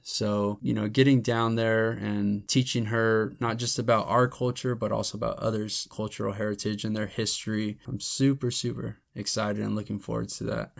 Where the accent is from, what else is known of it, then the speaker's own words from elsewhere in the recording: United States; growing up, I always just considered myself Mexican-American or Chicano.